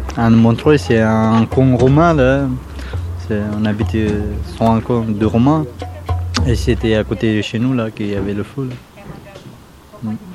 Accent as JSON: {"language": "French", "country": "Romania", "second_language": "French", "moved": "yes", "lives_now": "France", "said": "je suis roumain"}